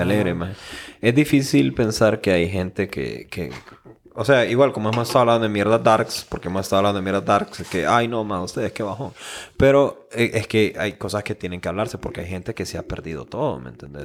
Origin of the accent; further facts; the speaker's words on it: Honduras; nosotros como hondureños